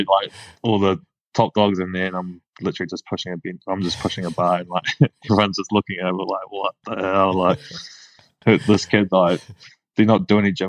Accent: Whangaparaoa, Auckland, New Zealand; also born or lived in North Shore, Auckland; I grew up in Whangapoa, so like about 40 minutes north of Auckland, the Hibiscus Coast

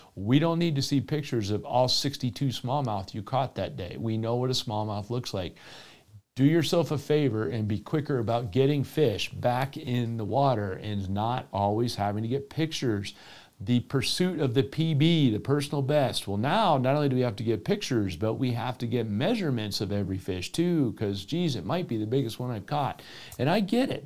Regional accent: Florida, United States; my home state down in the southeast in Florida

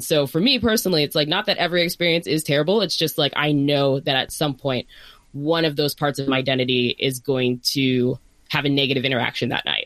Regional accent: Northern Virginia, United States; now in Bay Area, United States; both Kris and I are from Virginia. I'm from Northern Virginia.

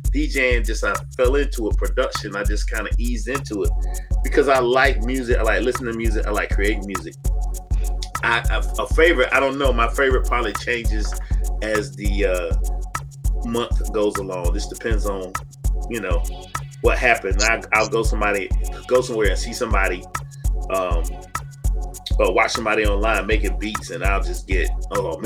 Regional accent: Kinston, North Carolina, United States; Because where I'm from, Kinston, North Carolina. I'm from Kinston, North Carolina. It's a small town

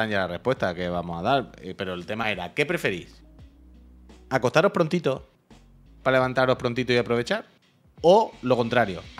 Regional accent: Alcantarilla, Region of Murcia, Spain; yo soy de Alcantarilla

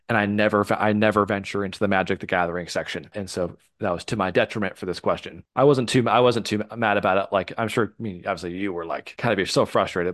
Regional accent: the North, Midwest, United States; Growing up in the North

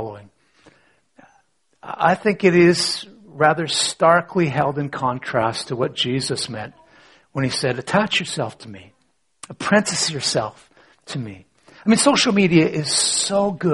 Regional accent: Canada; I was born in Canada, 1960s, born to a church-going family

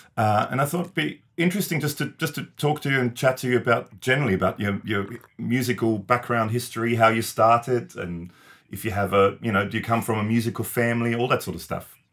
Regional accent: Austria; now in Australia; I grew up in Austria, right? I'm originally from Austria

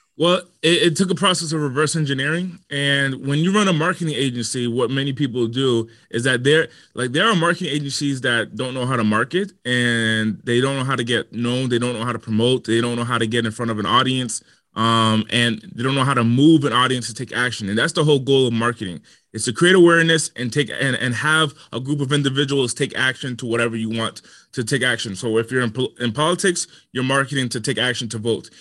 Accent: Rhode Island, United States; moved away as an adult; also born or lived in Los Angeles; I come from the smallest state in the country and Rhode Island, and I was raised in the smallest city

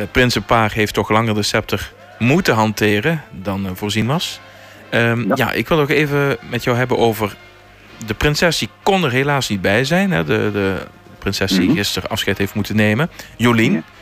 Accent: Maasluis, South Holland, Netherlands; now in Teuven, Belgium; waar ik geboren ben, daar is, is een carnavalsvereniging, ja.

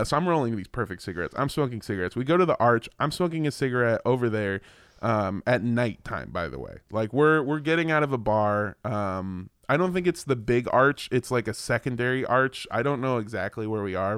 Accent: United States; I'm an American

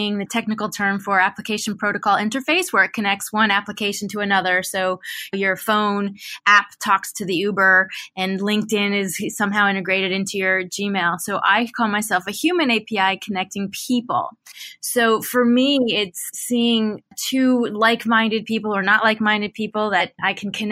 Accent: United States; moved away as an adult; also born or lived in Atlanta / San Francisco; now in Australia; Having come from the US and Silicon Valley, ergo my accent

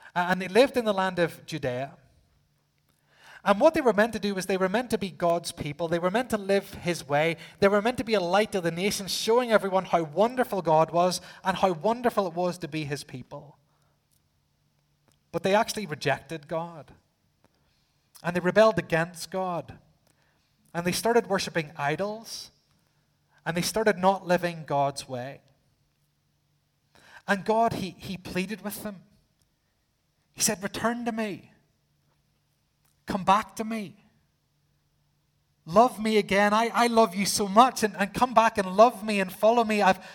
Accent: Northern Ireland, United Kingdom; being from the island, I said, yes, I am.

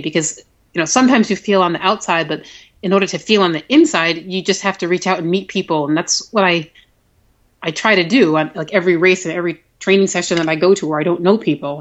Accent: Buffalo, New York, United States; I met a lot of people who I'd only met online um, from my hometown who did that race

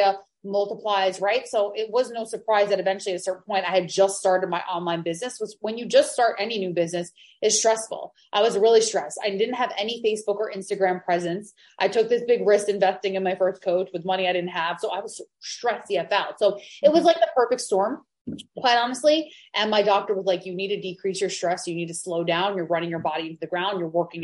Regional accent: Long Island, New York, United States; now in Maui, United States; I'm from Long Island. I'm from a beach town

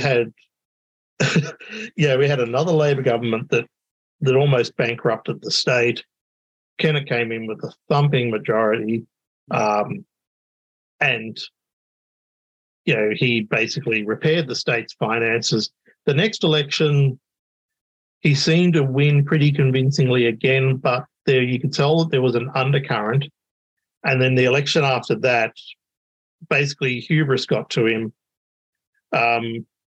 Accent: Victoria, Australia; now in Tasmania, Australia; someone who was born and raised in Victoria

